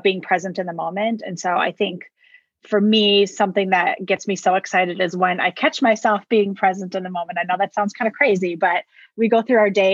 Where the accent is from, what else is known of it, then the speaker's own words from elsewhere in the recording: Wisconsin, United States; now in Arizona, United States; I'm originally born and raised in Wisconsin. And actually moved to Arizona about 11 years ago